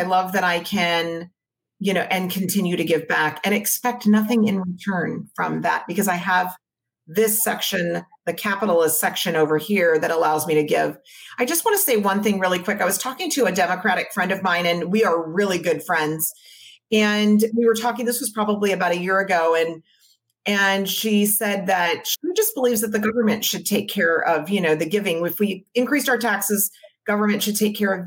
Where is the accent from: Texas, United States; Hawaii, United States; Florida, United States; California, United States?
Hawaii, United States; Maui; now in San Diego, United States; My husband and I grew up on Maui